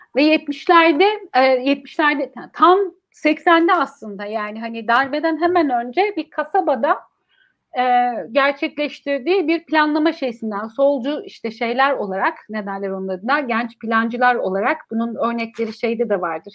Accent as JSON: {"language": "Turkish", "region": "Ankara", "country": "Turkey", "tie": "born or raised there", "said": "benim büyüdüğüm yer biliyor musun Çukuranbay"}